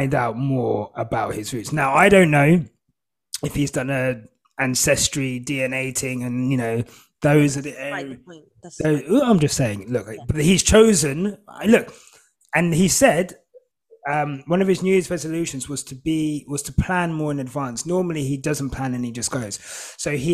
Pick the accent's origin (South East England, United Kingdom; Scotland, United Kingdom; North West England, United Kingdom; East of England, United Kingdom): East of England, United Kingdom; Hertfordshire; also born or lived in St Albans / Zimbabwe; I've grown up in Hertfordshire, very white